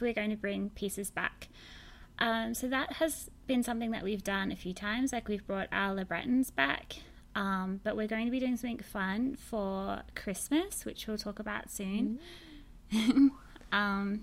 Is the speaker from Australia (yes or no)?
yes; Australia; now in San Francisco, United States; Don't be confused by my accent. I'm from Australia, but I now live in San Francisco.